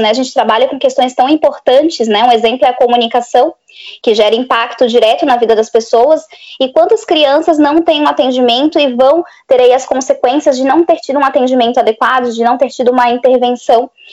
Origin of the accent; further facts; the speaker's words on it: Florianópolis, Santa Catarina, Brazil; eu sou de Florianópolis, Santa Catarina.